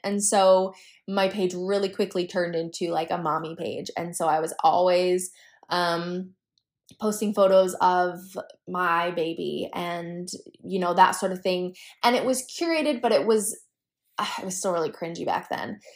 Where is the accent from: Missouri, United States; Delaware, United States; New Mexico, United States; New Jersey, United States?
New Mexico, United States; moved away as an adult; now in Utah, United States; I grew up in New Mexico